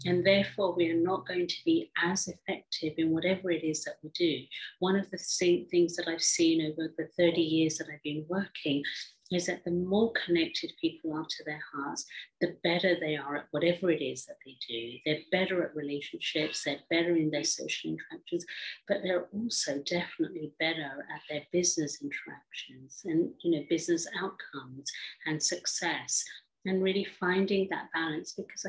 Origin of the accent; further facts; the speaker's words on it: England, United Kingdom; also born or lived in Africa; I grew up in England, although I was born in Africa from an Indian background.